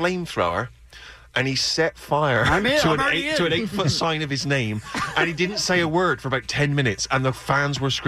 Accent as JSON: {"language": "English", "country": "United Kingdom", "said": "I'm a British writer"}